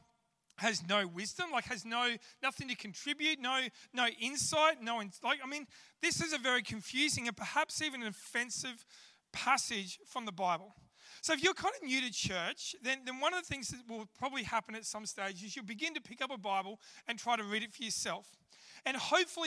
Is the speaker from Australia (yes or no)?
yes; Australia; I'm an Aussie